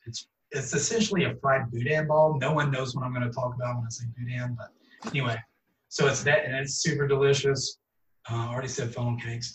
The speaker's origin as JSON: {"language": "English", "region": "Texas", "country": "United States", "tie": "born or raised there"}